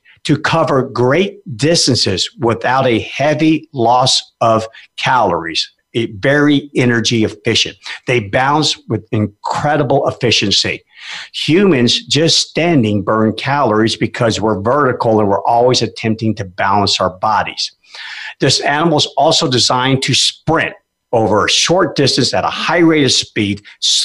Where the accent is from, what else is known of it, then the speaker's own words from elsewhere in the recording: Alaska, United States; now in Memphis, United States; I grew up in Alaska. I was a junior musher